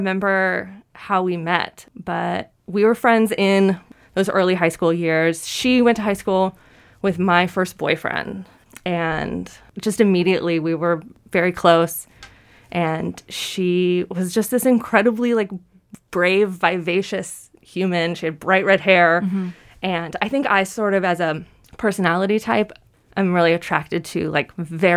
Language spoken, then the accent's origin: English; Nashville, Tennessee, United States; I'm from Nashville